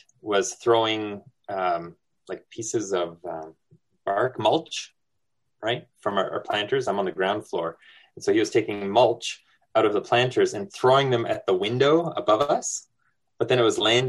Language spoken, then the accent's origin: English; New Brunswick, Canada; moved away; I'm Acadian. I'm from New Brunswick originally